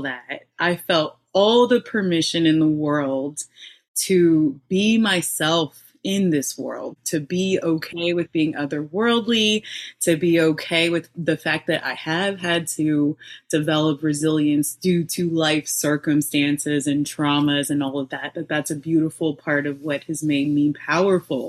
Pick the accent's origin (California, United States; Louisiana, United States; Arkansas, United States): Louisiana, United States; Baton Rouge; I was born in Baton Rouge, Louisiana